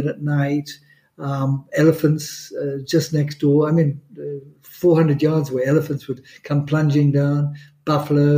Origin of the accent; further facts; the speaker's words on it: Kenya; first language Swahili; English is a second language; also born or lived in Zambia / United Kingdom; now in Monaco; I grew up on a farm in Africa